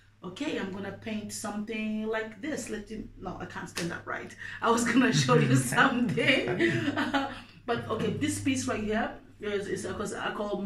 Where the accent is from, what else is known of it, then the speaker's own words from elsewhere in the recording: Mozambique; now in Denmark; growing up in Mozambique